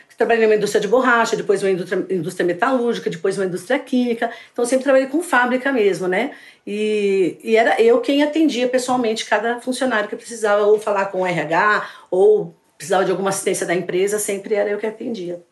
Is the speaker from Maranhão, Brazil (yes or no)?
no; São Paulo, Brazil; Eu sou de São Paulo, estou aposentada agora e estou dando consultoria.